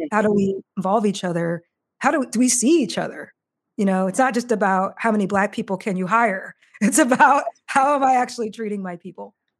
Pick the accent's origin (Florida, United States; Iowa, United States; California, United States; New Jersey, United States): Iowa, United States; Marshalltown; moved away as an adult; now in Chicago, United States; I grew up in a small town in Iowa, Des Moines, or sorry, Marshalltown, Iowa